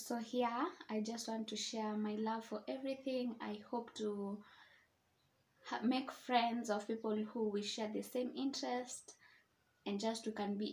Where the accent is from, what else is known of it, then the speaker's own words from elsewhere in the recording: Nairobi, Kenya; I'm from Nairobi, Kenya